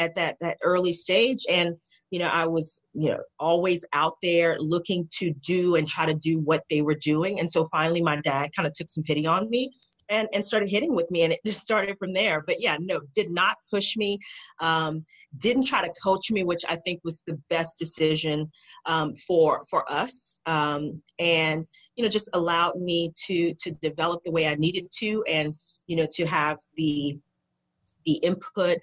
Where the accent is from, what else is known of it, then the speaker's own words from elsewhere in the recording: United States; as an American